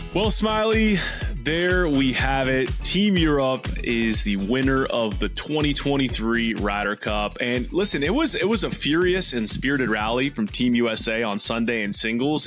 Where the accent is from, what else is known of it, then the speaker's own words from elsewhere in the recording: United States; as an American